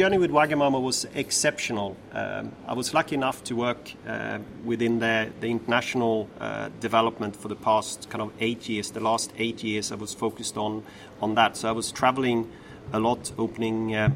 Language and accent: English; northern Sweden, Sweden; moved away as an adult; also born or lived in Stockholm, Sweden; now in London, United Kingdom; a young boy from the north of Sweden, where I'm from